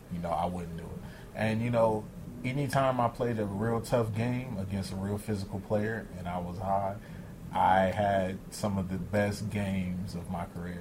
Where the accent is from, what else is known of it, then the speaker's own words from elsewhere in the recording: Los Angeles, California, United States; I grew up in South Central